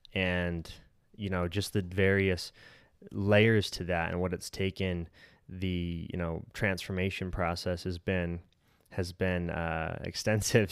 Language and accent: English; Colorado City, Arizona, United States; we grew up together in Colorado City slash Centennial Park